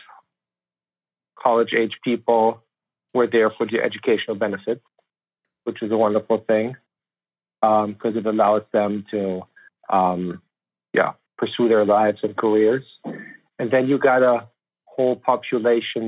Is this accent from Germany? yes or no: yes; Germany; moved away as an adult; now in United States; So I grew up in Germany, born and raised there. My little family came over to the U.S. in 2008.